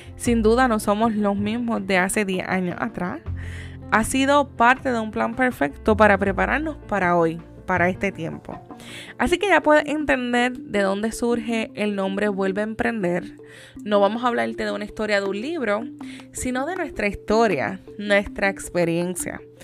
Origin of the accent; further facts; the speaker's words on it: Yauco, Puerto Rico; Yo soy de la ciudad o del pueblo como se le conoce de Yauco